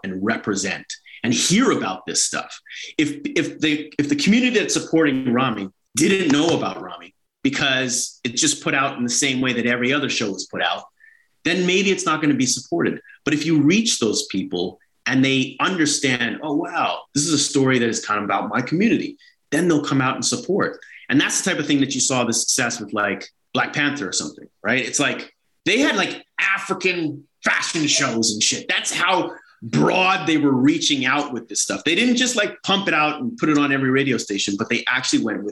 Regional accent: Toronto, Ontario, Canada; born or raised there

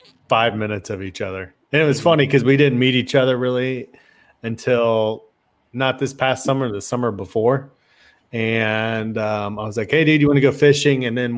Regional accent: Dayton, Ohio, United States; moved away; I live just straight up the road from you, 5 minutes away. Yep. And but yeah, we're both from the Dayton, Ohio area.

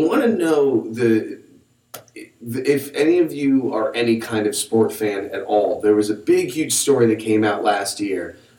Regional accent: United States; I am American.

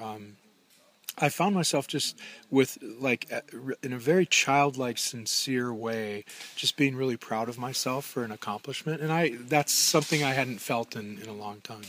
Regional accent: Minnesota, United States; I'm from Minnesota, and we have a, a, lot of water

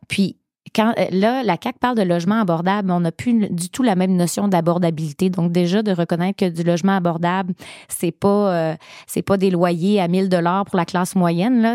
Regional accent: Gaspésie, Quebec, Canada; chez nous en Gaspésie

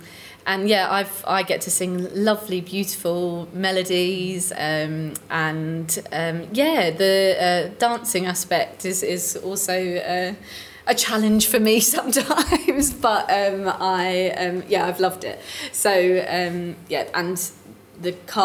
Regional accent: Romford, London, United Kingdom; in Essex, in Romford

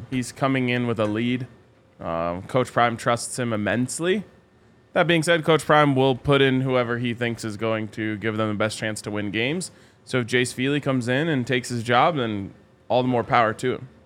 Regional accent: Colorado, United States; born and raised in Colorado

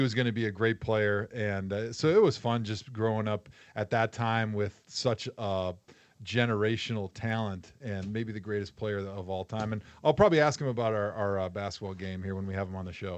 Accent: Wisconsin, United States; my hunting background growing up in Wisconsin

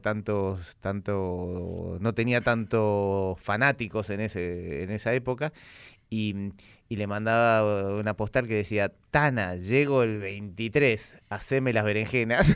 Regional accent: Buenos Aires, Argentina; first language Italian; Spanish is a second language; moved away as an adult; also born or lived in Peru / Ecuador / Colombia / Miami; crecí aquí en Buenos Aires donde nací, soy el segundo el segundo argentino de mi familia

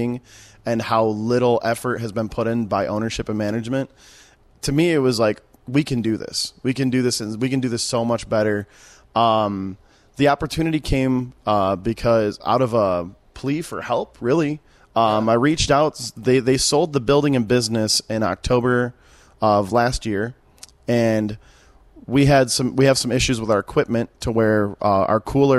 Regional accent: Detroit, Michigan, United States; moved away as an adult; I grew up in Detroit and moved here about 7 years ago

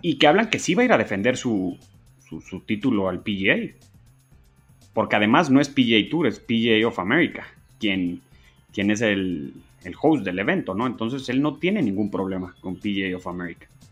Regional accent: Mexico; nosotros como mexicanos

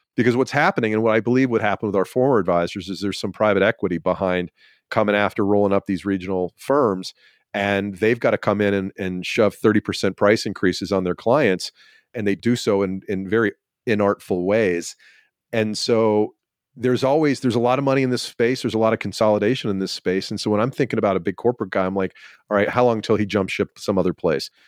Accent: Georgia, United States; I'm from Georgia

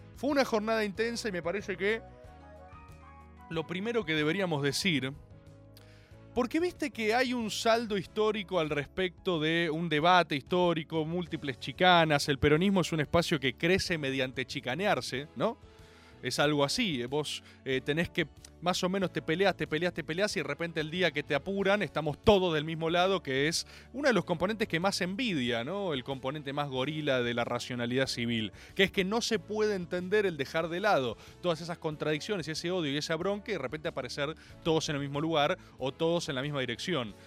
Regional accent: Argentina

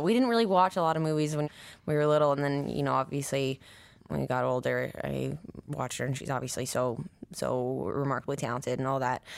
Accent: Nine Mile, near Missoula, Montana, United States; born in Montana, in Missoula. Well, I grew up, like, an hour outside of Missoula, a place called Nine Mile at first

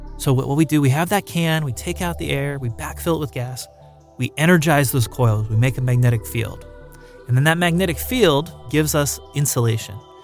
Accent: Palmdale, California, United States; my hometown of Palmdale

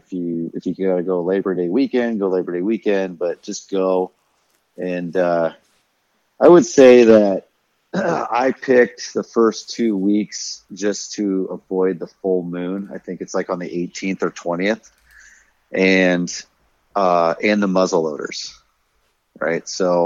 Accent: Paxton, Nebraska, United States; But I'm from Paxton.

